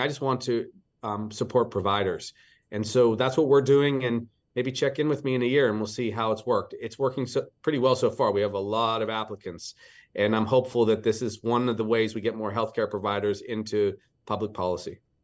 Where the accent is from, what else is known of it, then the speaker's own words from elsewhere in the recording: Pittsburgh, Pennsylvania, United States; moved away as an adult; now in Hawaii, United States; I grew up in the East. I, uh, was a Pittsburgh kid